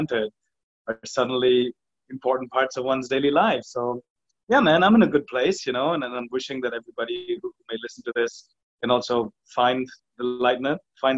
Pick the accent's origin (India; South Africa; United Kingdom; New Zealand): India; also born or lived in Singapore; now in Goa, India; I'm Indian, but I've lived outside of India for the last 27 years